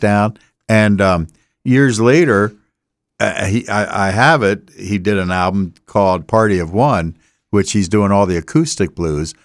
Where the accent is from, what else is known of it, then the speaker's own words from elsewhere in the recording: Delaware, United States; we say we're from Delaware